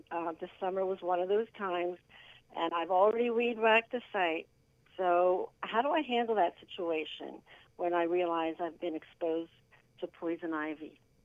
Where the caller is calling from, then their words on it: Harleysville, Pennsylvania, United States; I'm calling from Harleyville, Pennsylvania.